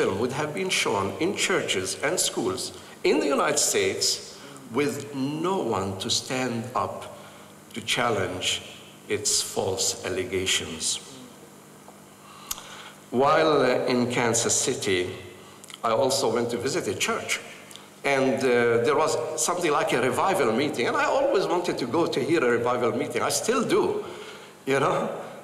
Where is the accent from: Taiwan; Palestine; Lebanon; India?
Palestine; Jerusalem; moved away as an adult; also born or lived in Bethlehem; I am a Palestinian Christian from Jerusalem